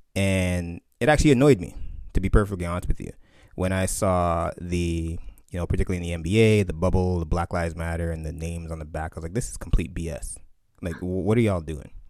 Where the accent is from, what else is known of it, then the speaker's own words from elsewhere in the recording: Canada; My family's from Barbados, you know, growing up in Canada